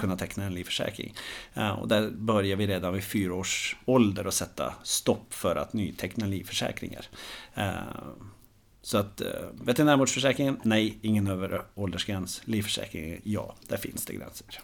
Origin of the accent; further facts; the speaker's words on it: Norway; moved away as an adult; now in Sweden; jag är en glad norrman som har bott i Sverige nu i snart 15 år